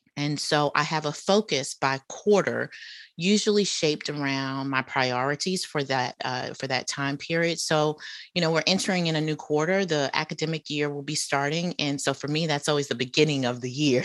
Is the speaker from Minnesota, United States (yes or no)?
no; Charlotte, North Carolina, United States; accent: Southern; moved away; also born or lived in Atlanta, Georgia; my experiences growing up in Charlotte, North Carolina.